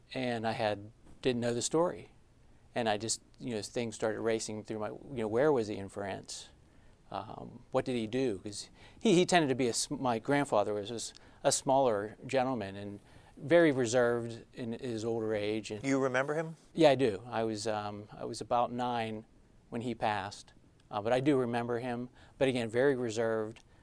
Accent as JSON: {"language": "English", "town": "Trafford", "region": "Pennsylvania", "country": "United States", "tie": "born or raised there", "lives_now": "Pittsburgh, United States", "said": "I grew up in Trafford, Pennsylvania"}